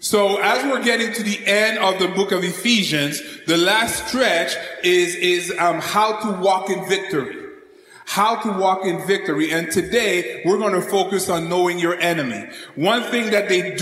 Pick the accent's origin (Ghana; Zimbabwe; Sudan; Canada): Canada; now in United States; As a Canadian that moved to the United States